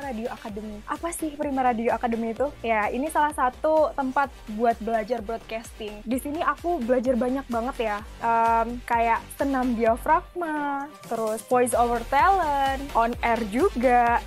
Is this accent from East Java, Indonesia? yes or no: yes; Gresik, East Java, Indonesia; moved away; asal aku dari Gersik, aku jauh-jauh dari Gersik ke Surabaya